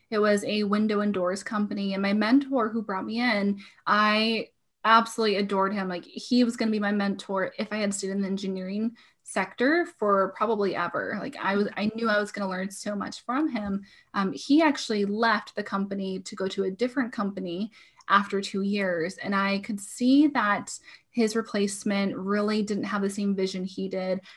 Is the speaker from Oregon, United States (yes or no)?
yes; Portland, Oregon, United States; moved away as an adult; now in Washington, United States; I was born and raised in Portland, Oregon.